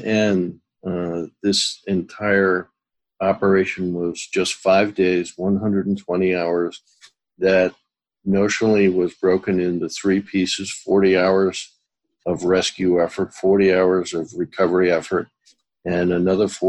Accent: New England, United States; I am from New England

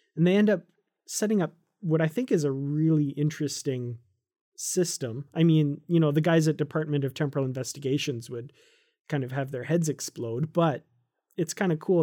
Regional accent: Canada; I'm Canadian

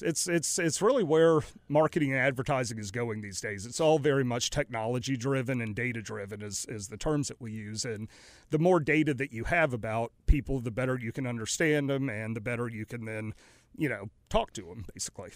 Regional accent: Raleigh, North Carolina, United States; also born or lived in New Orleans / Greenville, North Carolina / Greensboro; now in Mooresville, United States; grew up for the most part and went to school in Raleigh, Durham

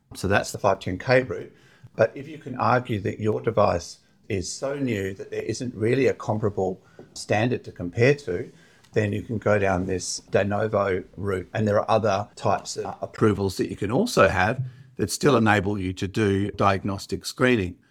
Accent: Perth, Western Australia, Australia; also born or lived in Oxford / Harvard; I'm also from Perth

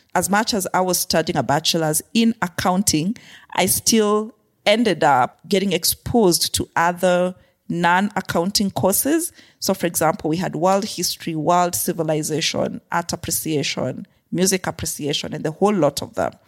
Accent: Kenya; also born or lived in Zimbabwe / Afghanistan / Haiti / Myanmar; So, I grew up in Kenya. I was born in Kenya, grew up in Kenya a good part of my life

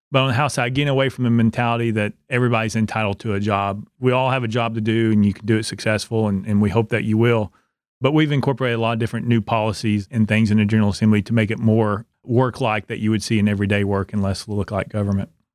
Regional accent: Knoxville, Tennessee, United States; also born or lived in Oak Ridge, Tennessee; now in Cumberland County, United States; I grew up in Knoxville, went to high school there, finished high school in Oak Ridge

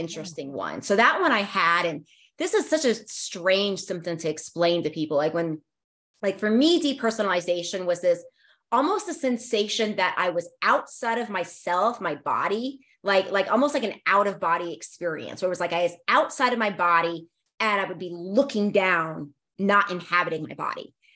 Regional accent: Northern Virginia, United States; I grew up in the Northern Virginia area

